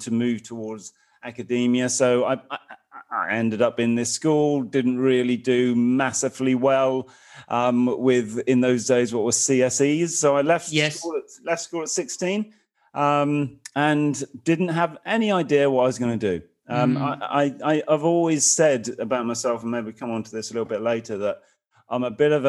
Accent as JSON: {"language": "English", "area": "North Suffolk", "region": "East of England", "country": "United Kingdom", "tie": "born or raised there", "said": "I was born in Suffolk, North Suffolk, in a very small village. I come from a kind of working class background. Lived in a council house."}